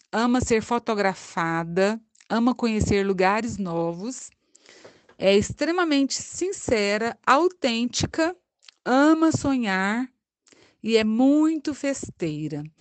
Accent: Anápolis, Goiás, Brazil; moved away as an adult; now in Itajubá, Brazil; Eu escolhi odontologia, abracei, saí de Anápolis em 1991 para cursar a odonto em Alfenas, daqui perto de nós.

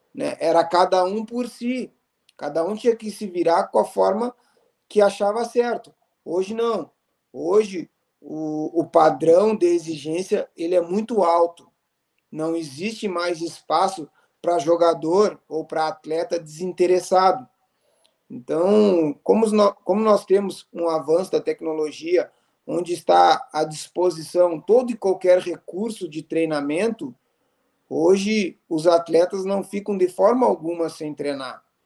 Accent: Bagé, Rio Grande do Sul, Brazil; now in Santa Maria, Brazil; eu sou natural de Bagé, né? Hoje eu resido em Santa Maria por escolha

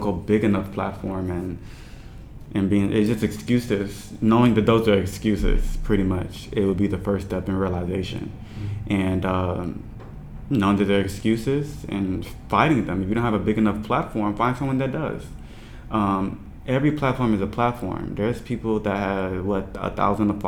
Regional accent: Nigeria; I'm Nigerian

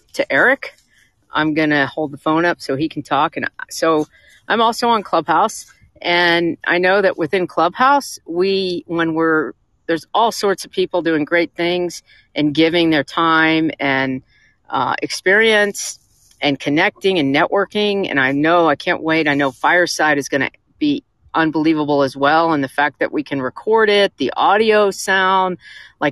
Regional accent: Atlanta, Georgia, United States; I'm from Atlanta. I was fifth generation Atlanta

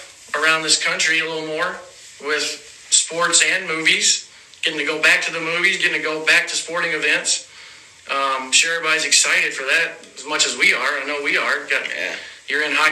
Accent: Nashville, Tennessee, United States; moved away as an adult; now in Michigan, United States; I'm from Nashville, Tennessee. Well, right outside Nashville

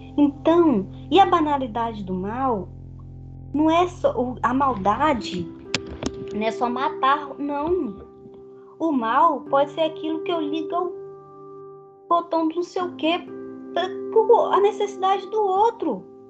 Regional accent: Brazil; eu sou brasileira

